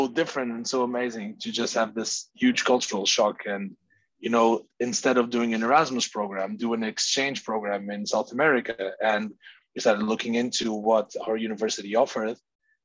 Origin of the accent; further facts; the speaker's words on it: Porto, Norte, Portugal; moved away as an adult; I'm born and raised in the city of Porto, Portugal